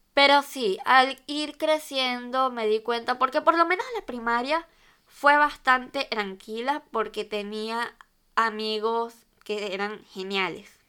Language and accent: Spanish; Venezuela; moved away as an adult; now in Valencia, Spain; soy de Venezuela y actualmente vivo en España, específicamente en la ciudad de Valencia